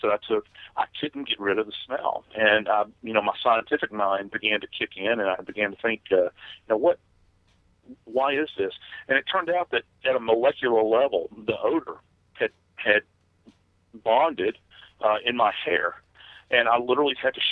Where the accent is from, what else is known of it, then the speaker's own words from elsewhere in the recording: New Orleans, Louisiana, United States; moved away as an adult; I love the place. It's my hometown